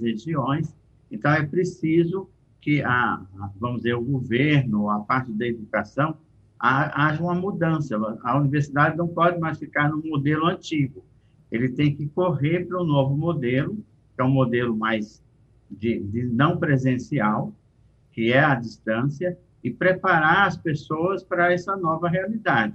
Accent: Brazil; Eu, como brasileiro

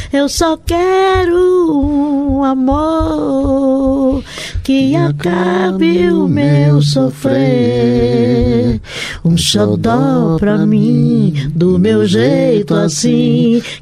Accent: Recife, Pernambuco, Brazil; moved away; Nova Descoberta, Macaxeira uh, e Vasco da Gama, que é a, são a, a região onde eu cresci

